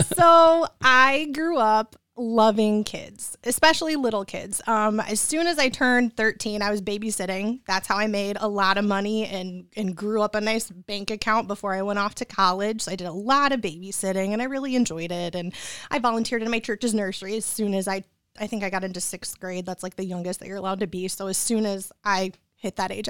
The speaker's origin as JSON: {"language": "English", "town": "Troy", "region": "Michigan", "country": "United States", "tie": "born or raised there", "also_born_or_lived": "Royal Oak, Michigan / East Lansing, Michigan / Lake Orion, Michigan", "said": "I was born in Royal Oak, and then I grew up in Troy"}